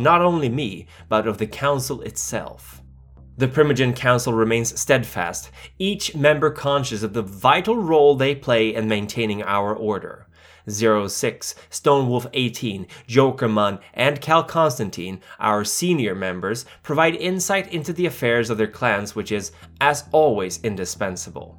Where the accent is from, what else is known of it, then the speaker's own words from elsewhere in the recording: Stockholm, Stockholm County, Sweden; my hometown, Stockholm